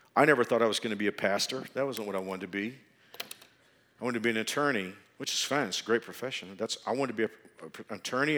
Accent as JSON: {"language": "English", "region": "Texas", "country": "United States", "moved": "as an adult", "lives_now": "Wichita, United States", "said": "I was from Texas. I thought I would always live in Texas"}